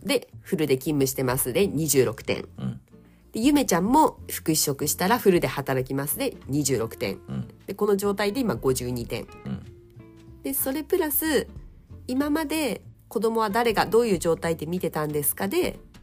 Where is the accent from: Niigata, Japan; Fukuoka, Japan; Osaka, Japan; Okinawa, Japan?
Niigata, Japan; now in Saitama, Japan; 私の地元、はい、新潟県の結構片田舎